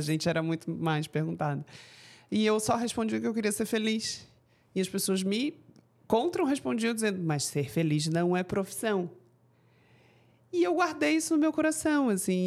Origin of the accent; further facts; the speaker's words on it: Florianópolis, Santa Catarina, Brazil; Você é manezinha, igual a mim